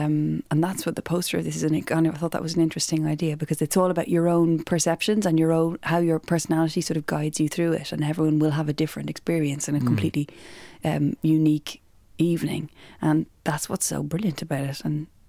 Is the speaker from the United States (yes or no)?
no; Russia; accent: Russian; He remembered me and my Russian accent.